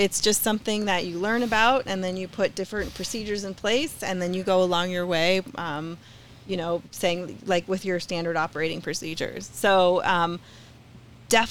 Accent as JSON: {"language": "English", "region": "Colorado", "country": "United States", "tie": "born or raised there", "said": "I am a native from Colorado"}